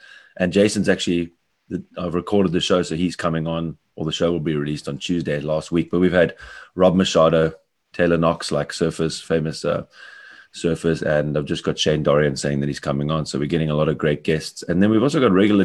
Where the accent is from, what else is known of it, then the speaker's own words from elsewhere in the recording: Cape Town, Western Cape, South Africa; moved away as an adult; now in Bavaria, Germany; I'm living in Bavaria, although I'm a South African from Cape Town